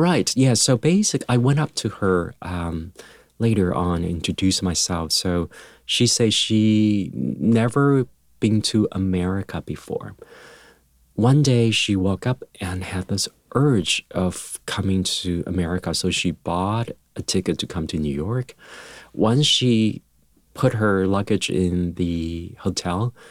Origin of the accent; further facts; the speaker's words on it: Taiwan; moved away; when I was young, um, growing up in Taiwan